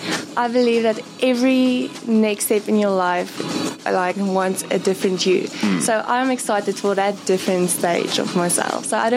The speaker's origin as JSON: {"language": "English", "town": "Bloemfontein", "region": "Free State", "country": "South Africa", "said": "I'm from Bloemfontein."}